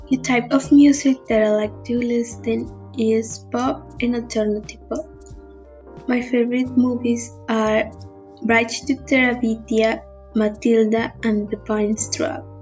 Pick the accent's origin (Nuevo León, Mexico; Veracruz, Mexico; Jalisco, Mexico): Veracruz, Mexico; Cotaxtla; English is a second language; also born or lived in Córdoba, Veracruz; now in Veracruz, Mexico; I was born in Cordoba, Veracruz, but I never lived there. I spent most of my childhood living in a little town called Cotax. But now I live in Veracruz with my mom and brother and sister.